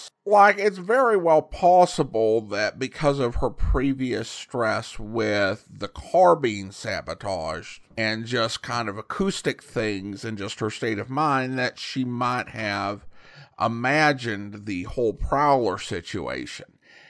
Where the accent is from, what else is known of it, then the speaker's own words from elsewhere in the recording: California, United States; I was born and raised in Calaveras County, home of Mark Twain's celebrated Jumping Frog. Many areas of the county are quite remote with few or no roads, and difficult to access in the best of weather.